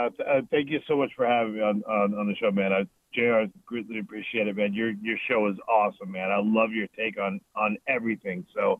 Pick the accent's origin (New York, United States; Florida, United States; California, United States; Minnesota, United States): Florida, United States; South; now in Charlotte, United States; I'm originally from South Florida, moved here to Charlotte about 14 years ago now.